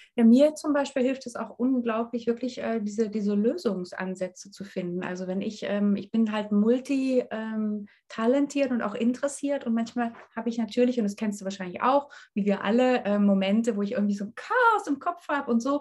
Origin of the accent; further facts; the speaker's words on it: East Germany, Germany; ich komme aus Ostdeutschland